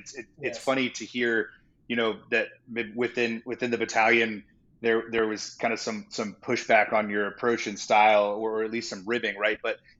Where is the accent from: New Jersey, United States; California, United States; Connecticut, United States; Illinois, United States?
California, United States; San Diego; also born or lived in Ohio; I'm a California kid. I grew up in San Diego.